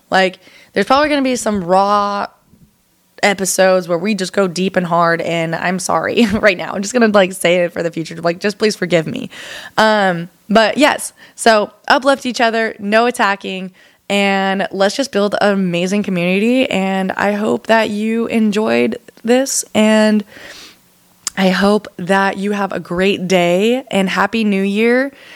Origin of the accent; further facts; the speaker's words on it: Arlington, Washington, United States; moved away as an adult; also born or lived in Seattle, Washington; now in Texas, United States; So I'm from Seattle, Washington, and a little town called Arlington, about 45 minutes north of Seattle